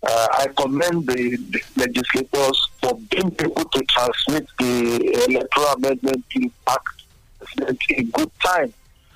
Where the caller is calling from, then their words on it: Abeokuta, Ogun State, Nigeria; I'm calling from Barekuta.